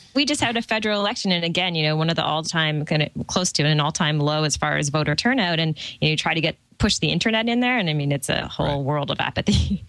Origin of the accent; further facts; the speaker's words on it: Canada; as a Canadian